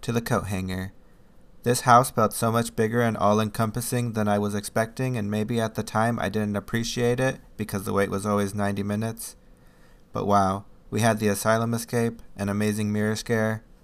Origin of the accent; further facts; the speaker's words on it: Chicago, Illinois, United States; I'm from Chicago